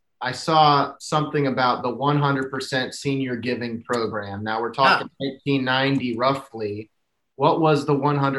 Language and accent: English; just north of Grinnell, Iowa, United States; Having grown up just north of Grinnell